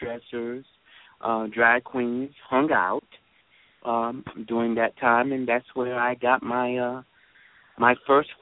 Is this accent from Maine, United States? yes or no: no; Jacksonville, North Carolina, United States; moved away as an adult; now in Los Angeles, United States; I was born and raised in Jacksonville by the base